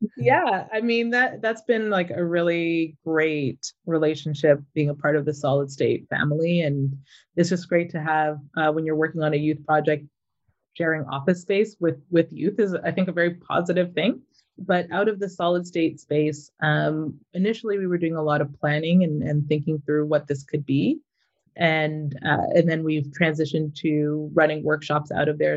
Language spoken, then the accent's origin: English; Mississauga, Ontario, Canada; moved away as an adult; also born or lived in Toronto, Canada; now in Vancouver, Canada; I grew up in Mississauga, lived in Toronto for most of my life, and then moved out to Vancouver about seven years ago.